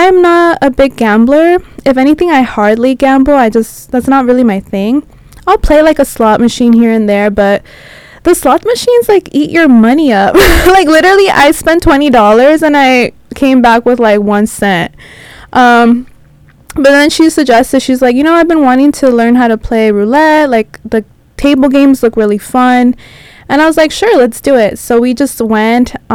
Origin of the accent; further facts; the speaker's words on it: San Diego, California, United States; first language Spanish; English is a second language; moved away; We're all from San Diego